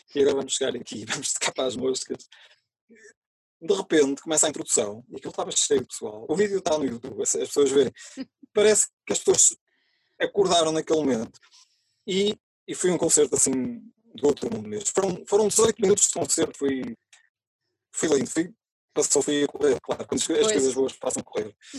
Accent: Santa Marta de Penaguião, Norte, Portugal; Eu moro em Santa Marta de Penaguião, uh, eh, onde nasci

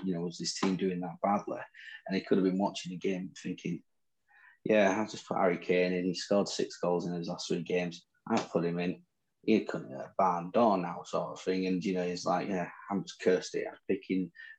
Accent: England, United Kingdom; accent: Northern; In my Northern accent

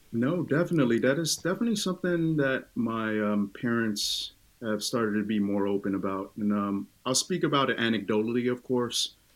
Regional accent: Oakland, California, United States; first language Tongan; English is a second language; I was born and raised in Oakland, California, uh, deep East Oakland

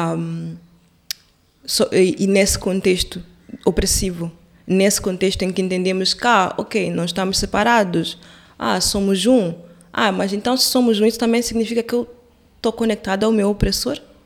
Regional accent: Quelimane, Zambezia, Mozambique; moved away; Eu, eu sou de Climane

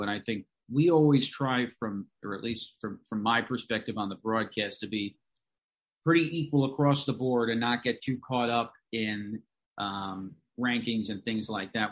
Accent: Long Island, New York, United States; moved away as an adult; now in Binghamton, United States; I'm from Long Island, and certainly a lot of folks, uh, that went to my high school went to Binghamton University

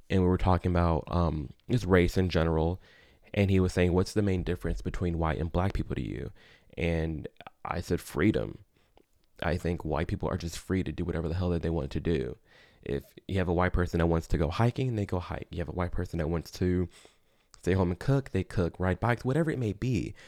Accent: Chicago, Illinois, United States; I'm from Chicago.

